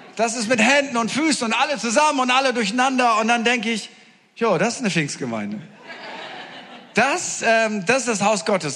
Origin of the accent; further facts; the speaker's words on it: Northern Germany, Germany; ich komme aus Norddeutschland